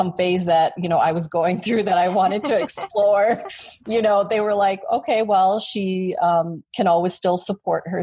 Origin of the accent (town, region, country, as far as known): Chicago, Illinois, United States; born or raised there